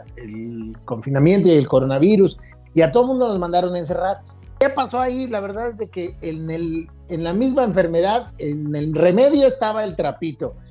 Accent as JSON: {"language": "Spanish", "country": "Mexico", "said": "tenemos que considerar como mexicanos"}